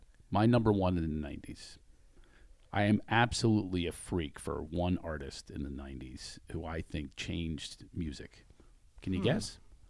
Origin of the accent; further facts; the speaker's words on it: Philadelphia, Pennsylvania, United States; I'm from Philadelphia.